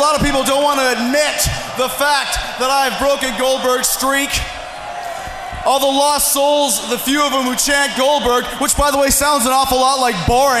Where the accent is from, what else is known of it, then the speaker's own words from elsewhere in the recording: New York, United States; born there; 28 years ago today, I was born right here in Long Island. And I just want to say, I'm glad I left.